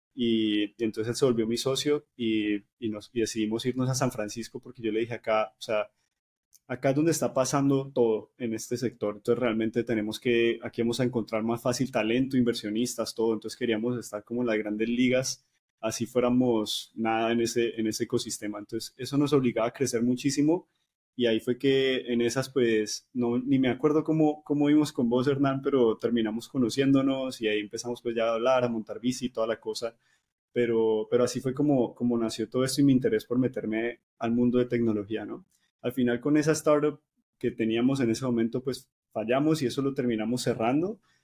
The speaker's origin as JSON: {"language": "Spanish", "town": "Cali", "region": "Valle del Cauca", "country": "Colombia", "moved": "yes", "said": "soy caleño"}